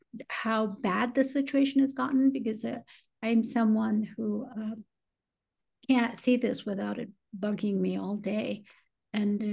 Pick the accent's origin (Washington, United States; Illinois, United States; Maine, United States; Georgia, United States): Illinois, United States; Chicago; moved away; also born or lived in San Antonio, Texas; I grew up in Chicago.